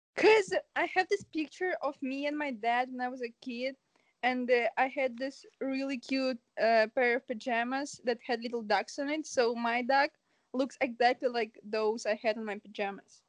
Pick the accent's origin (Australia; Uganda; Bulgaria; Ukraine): Ukraine; now in Canada; I'm from Ukraine, but currently I'm in Canada